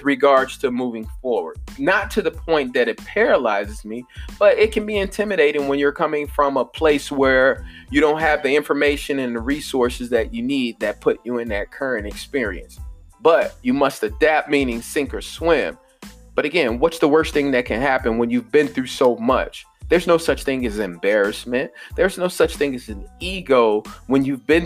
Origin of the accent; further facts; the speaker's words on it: Chicago, Illinois, United States; growing up in Chicago, West Side